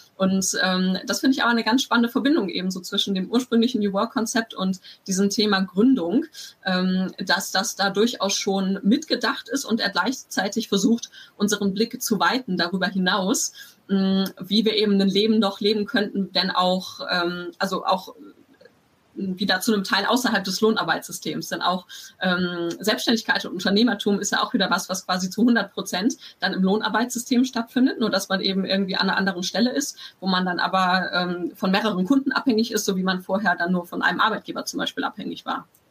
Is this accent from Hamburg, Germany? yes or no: no; Bielefeld, North Rhine-Westphalia, Germany; moved away as an adult; also born or lived in Stuttgart / Tübingen; ich komme aus Bielefeld ursprünglich